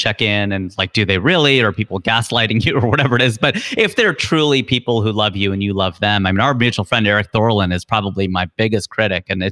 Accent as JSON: {"language": "English", "town": "Cincinnati", "region": "Ohio", "country": "United States", "tie": "born or raised there", "moved": "as an adult", "lives_now": "California, United States", "said": "I was born and raised in Cincinnati, Ohio, Cincinnati kid through and through"}